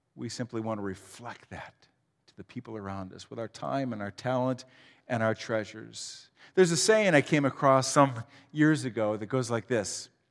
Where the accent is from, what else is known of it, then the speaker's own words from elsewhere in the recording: Huron, Ohio, United States; I grew up in Huron, uh, just down the road